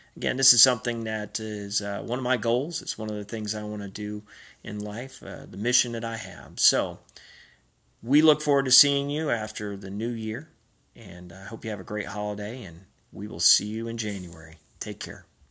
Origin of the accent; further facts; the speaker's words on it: Robertsdale, Alabama, United States; moved away; the time I was growing up in Robertsdale, Alabama, in my small town in South Alabama